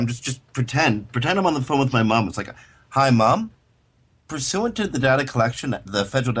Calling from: New York, United States; I have to tell you that a third party is likely recording this call because I'm calling you from New York.

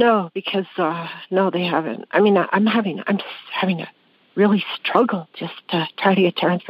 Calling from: Blaine, Washington, United States; Blaine, Washington, Washington State.

